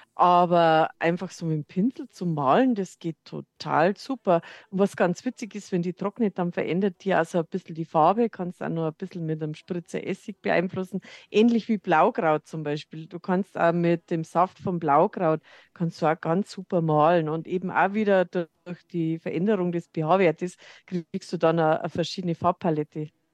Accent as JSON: {"language": "German", "region": "Lower Bavaria", "country": "Germany", "moved": "yes", "lives_now": "Munich, Germany", "said": "Ich komme ja aus Niederbayern, hört man vielleicht"}